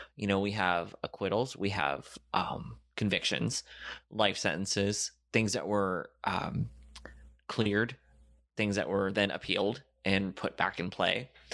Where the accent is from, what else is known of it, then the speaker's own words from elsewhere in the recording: Florida, United States; I grew up in Florida